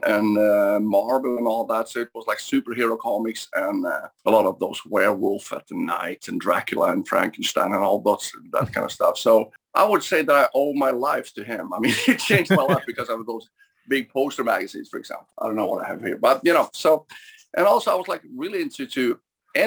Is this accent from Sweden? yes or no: yes; Sweden; growing up in Sweden, we were kind of limited in that sense.